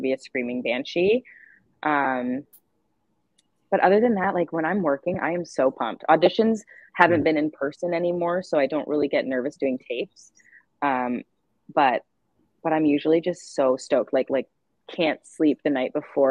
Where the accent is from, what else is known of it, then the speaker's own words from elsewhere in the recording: Canada; I'm Canadian